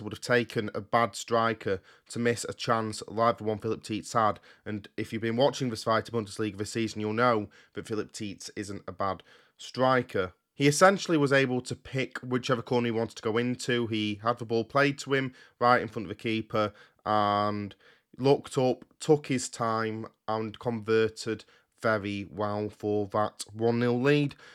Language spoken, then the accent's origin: English; United Kingdom; I record these podcasts in the U K and that I'm British